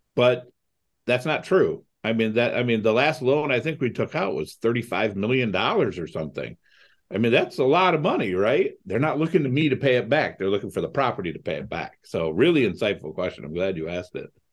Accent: Toledo, Ohio, United States; also born or lived in Cleveland, Ohio; I grew up in Toledo, Ohio.

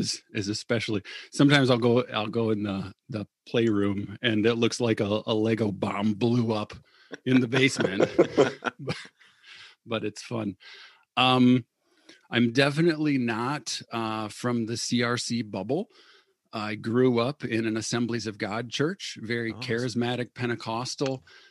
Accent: Battle Creek, Michigan, United States; I grew up in Cereal City, Cereal City, USA, Battle Creek, Michigan.

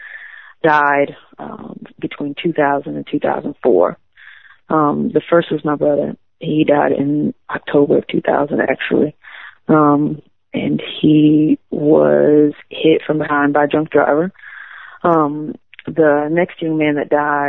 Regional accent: DeLisle, Mississippi, United States; my hometown is named DeLille

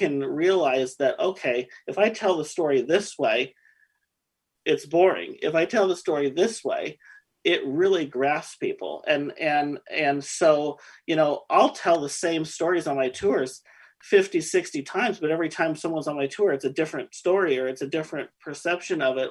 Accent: Oregon City, Oregon, United States; I grew up in Oregon City

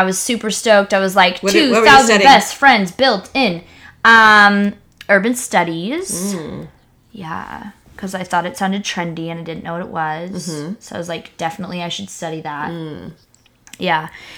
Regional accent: Mexico; you've heard me talk about being an evangelical missionary kid growing up in Mexico, super homeschooled, super sheltered, super like just cute and naive.

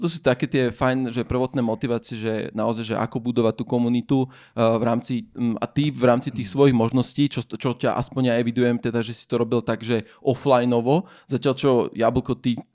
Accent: Banská Bystrica, Banská Bystrica Region, Slovakia; A to som z Bystrice.

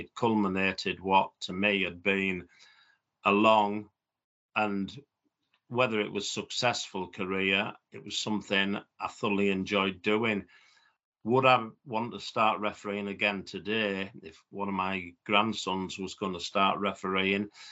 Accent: Middlesbrough, North East England, United Kingdom; a fellow person from my hometown, Brian Clough

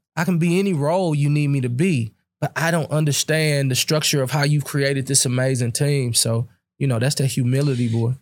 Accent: Berkeley, Missouri, United States; I grew up in Berkeley, Missouri, where the median income was seventeen thousand dollars

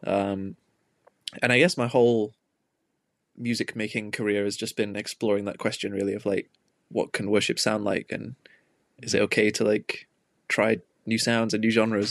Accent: Manchester, North West England, United Kingdom; growing up in Manchester, like, it's a big music city

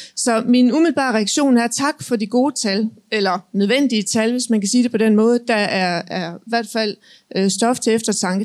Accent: Jutland, Denmark; jeg kommer fra Jylland

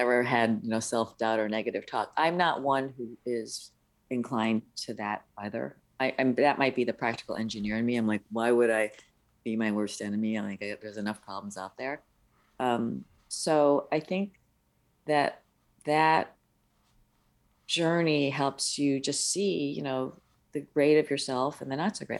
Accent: upstate New York, United States; English is a second language; my parents were from overseas. Uh, my dad's from the mainland and my mom is from Hong Kong. So we were first generation born in the States in upstate New York

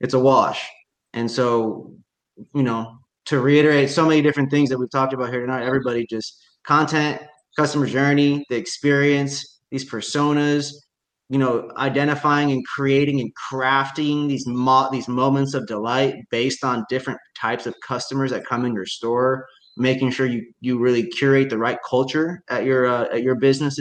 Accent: Indiana, United States; now in Washington, United States; I grew up in Indiana

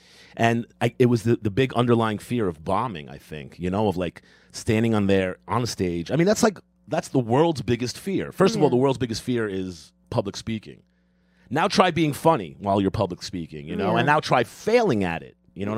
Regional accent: New York City, New York, United States; I'm from Queens.

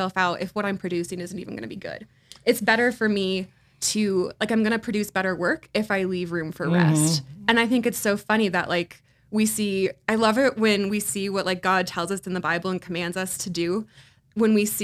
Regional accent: Midwest, United States; now in Denver, United States; I grew up in the Midwest. Like farmer's daughter

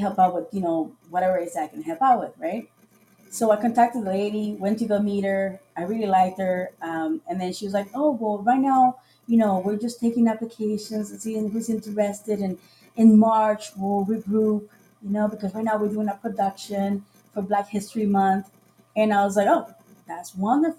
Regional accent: Costa Rica; moved away; also born or lived in Sarasota, Florida / Florida; I'm originally from Costa Rica

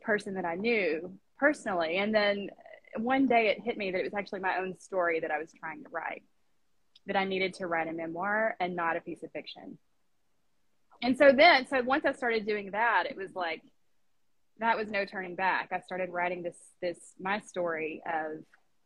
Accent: Arkansas, United States; moved away as an adult; also born or lived in Middle East; I was born and raised in Arkansas, in Saline County, mainly.

